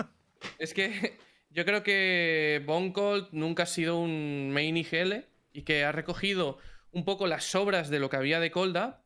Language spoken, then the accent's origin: Spanish; Spain; Los españoles vamos como. Somos como muy emocionales en ese aspecto.